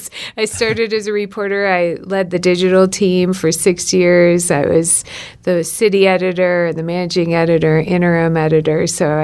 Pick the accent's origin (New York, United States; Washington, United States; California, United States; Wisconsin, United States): Wisconsin, United States; Cecil; I grew up on a dairy farm on Cheese Factory Road.